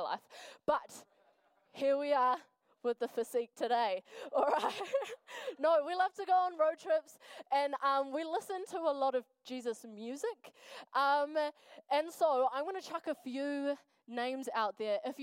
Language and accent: English; Wellington, New Zealand; now in Dunedin, New Zealand; I am from Wellington. Good times. I'm from a little place called Nainai. Yes, in the ghetto.